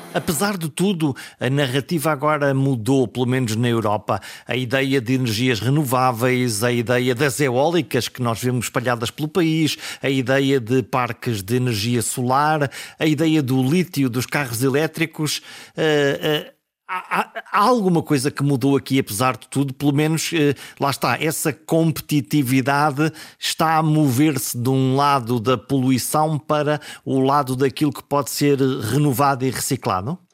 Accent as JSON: {"language": "Portuguese", "area": "the coast between Caminha and Porto", "region": "Norte", "country": "Portugal", "tie": "born or raised there"}